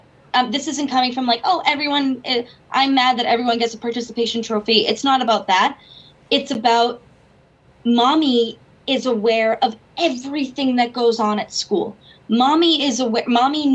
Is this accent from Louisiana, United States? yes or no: no; Boston, Massachusetts, United States; I'm from Boston.